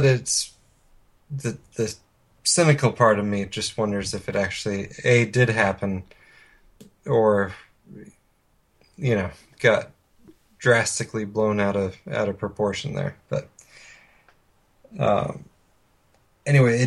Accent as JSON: {"language": "English", "region": "Oregon", "country": "United States", "tie": "born or raised there", "also_born_or_lived": "Phoenix", "moved": "yes", "said": "my hometown"}